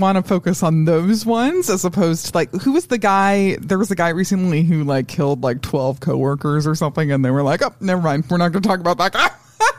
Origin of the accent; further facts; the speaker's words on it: Colorado, United States; I grew up in Colorado.